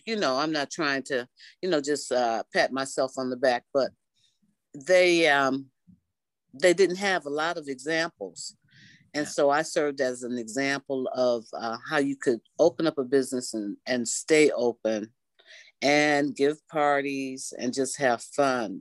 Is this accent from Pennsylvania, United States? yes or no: no; Detroit, Michigan, United States; I am a native Detroiter, and I grew up in Detroit on the West Side